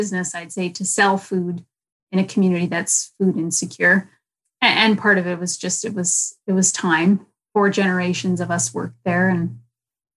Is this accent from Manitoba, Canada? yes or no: yes; Winnipeg, Manitoba, Canada; I was born in Winnipeg, yeah, at the Women's Hospital